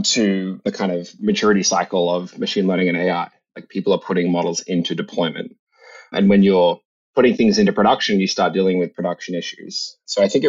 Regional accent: Australia; moved away as an adult; now in San Francisco Bay Area, United States; I came to the US from Australia where I grew up when I was 18 to come to college here in the Bay Area

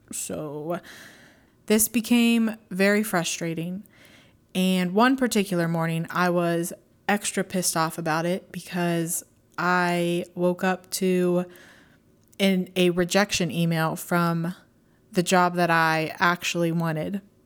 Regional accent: Pittsburgh, Pennsylvania, United States; also born or lived in Tampa, Florida; I moved back up to my hometown of Pittsburgh, Pennsylvania

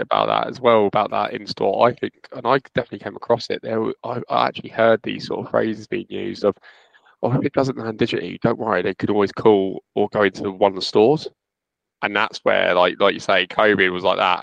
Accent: Luton, East of England, United Kingdom; I'm from Luton

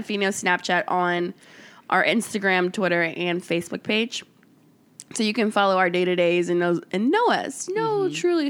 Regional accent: Kansas City, United States; I'm from Kansas City.

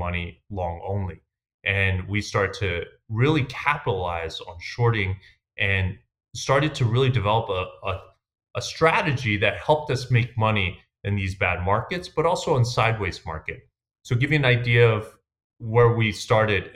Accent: New York City, New York, United States; I grew up in Queens, New York

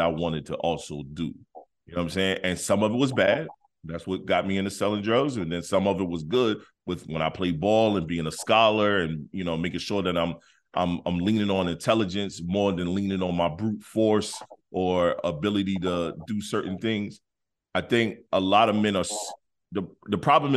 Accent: Detroit, Michigan, United States; moved away; also born or lived in South Carolina; I grew up in Detroit, Michigan

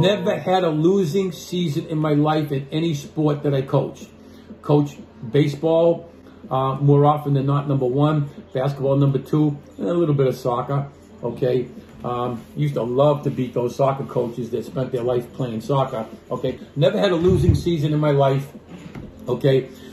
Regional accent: Boston, Massachusetts, United States; I'm from Boston

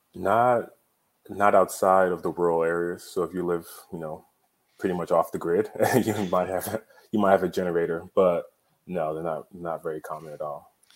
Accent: Nigeria; now in Texas, United States; I'm Nigerian

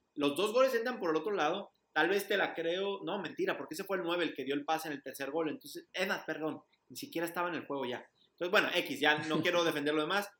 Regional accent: Mexico

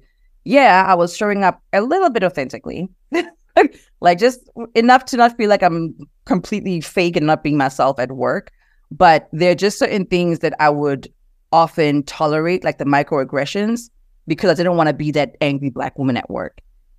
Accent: South Africa; moved away as an adult; now in United States; but growing up in South Africa, I mean, I grew up with Black parents that were both professionals. And I grew up in a predominantly Black country, right? So moving to the US and as an adult

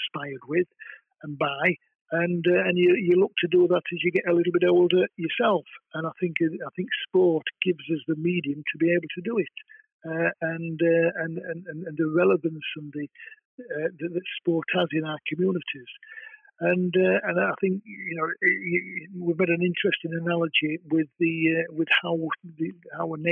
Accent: Castleford, Yorkshire and the Humber, United Kingdom; I was sort of born and brought up in Castleford

